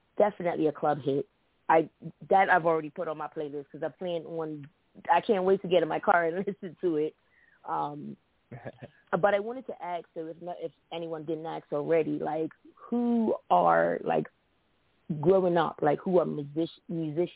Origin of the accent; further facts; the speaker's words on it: Bermuda; now in United States; I'm from Bermuda. Bermuda is a small tropical island, 2 hours and 15 minutes away from New York